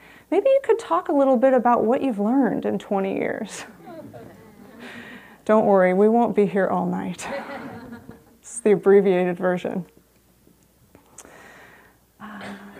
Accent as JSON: {"language": "English", "town": "San Rafael", "region": "California", "country": "United States", "tie": "born or raised there", "said": "I grew up in San Rafael"}